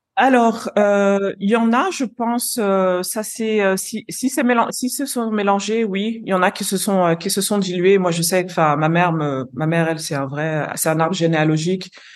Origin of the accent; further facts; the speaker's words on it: Lyon, Auvergne-Rhône-Alpes, France; moved away as an adult; also born or lived in London / Brazil / Curaçao; now in Nigeria; moi, je suis née, j'ai grandi à Lyon, d'origine capverdienne